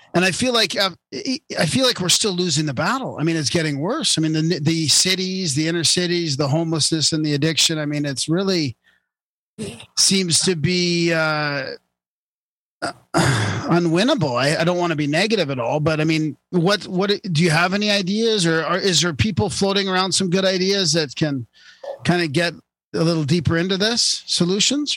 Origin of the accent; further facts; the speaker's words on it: Vancouver, British Columbia, Canada; I grew up in Vancouver